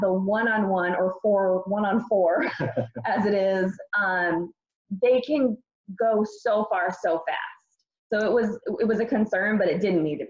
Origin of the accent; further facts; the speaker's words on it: Maine, United States; moved away; also born or lived in Arizona; I grew up in Maine